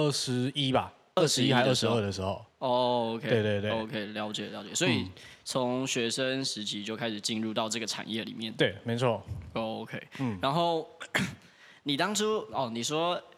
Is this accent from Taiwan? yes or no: yes; Tainan, Taiwan; now in Taipei, Taiwan; 我都说我是一半啦，因为我的身份证照是 R 开头。嗯，我是台南人，但是所有亲戚都在台南，只有我们家在台北。